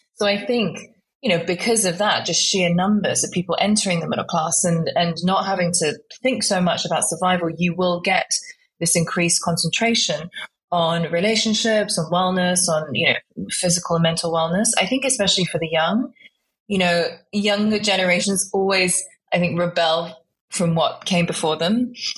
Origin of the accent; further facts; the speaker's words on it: United Kingdom; accent: British; also born or lived in Guiyang, China / Hong Kong / Shanghai; I moved to the UK when I was five years old, actually, with my parents